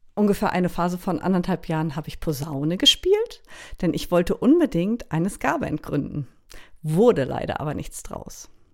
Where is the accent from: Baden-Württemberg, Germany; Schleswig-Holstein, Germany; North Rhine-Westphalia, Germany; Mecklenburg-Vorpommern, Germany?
Schleswig-Holstein, Germany; Baltic coast of; moved away as an adult; also born or lived in Berlin; now in Lüneburg Heath, Germany; ich komme ursprünglich von der schleswig-holsteinischen Ostseeküste. Ich bin also direkt am Meer aufgewachsen